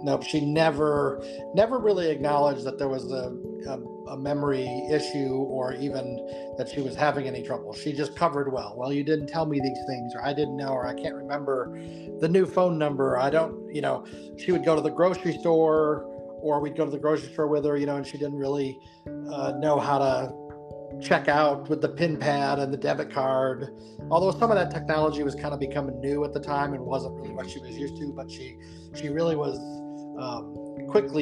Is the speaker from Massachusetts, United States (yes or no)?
no; Buffalo, New York, United States; now in North Carolina, United States; we're from the Buffalo, New York area originally, um, although we live in North Carolina now.